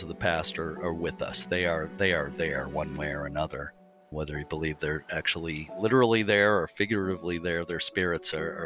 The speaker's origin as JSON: {"language": "English", "town": "Lynn", "region": "Massachusetts", "country": "United States", "tie": "born or raised there", "said": "I grew up in Lynn, Massachusetts"}